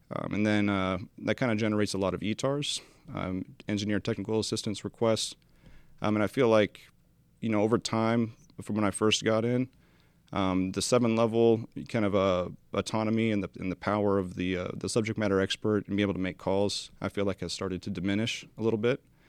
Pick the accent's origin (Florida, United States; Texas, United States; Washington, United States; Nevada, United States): Washington, United States; Spokane Valley; moved away; I am from Spokane Valley, Washington